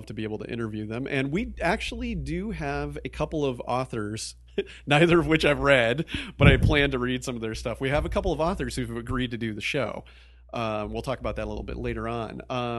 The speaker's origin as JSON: {"language": "English", "region": "East Coast", "country": "United States", "tie": "born or raised there", "also_born_or_lived": "Midwest, United States", "said": "I grew up in the Midwest and the East Coast. I kind of consider myself an East Coaster."}